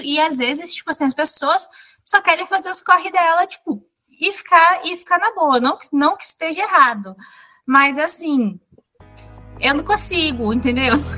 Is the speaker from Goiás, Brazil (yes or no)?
no; Mato Grosso do Sul, Brazil; Mas eu sou do Mato Grosso do Sul, que é um estado, tipo, bem pequeno, rural